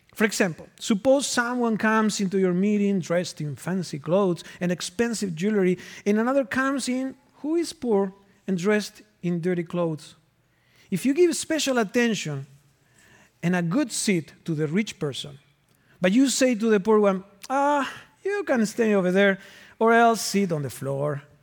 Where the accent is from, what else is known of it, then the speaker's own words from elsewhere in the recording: Argentina; moved away as an adult; now in Minnesota, United States; I am originally from Argentina, and I've been in Minnesota from two thousand and three, so it has been twenty winters.